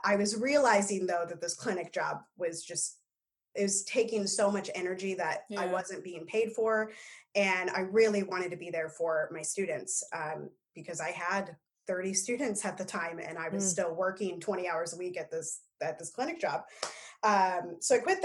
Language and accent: English; Omaha, Nebraska, United States; now in Minneapolis, United States; I grew up in Omaha